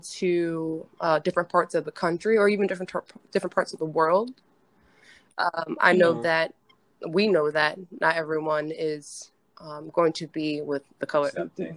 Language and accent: English; the South, United States; I'm from the South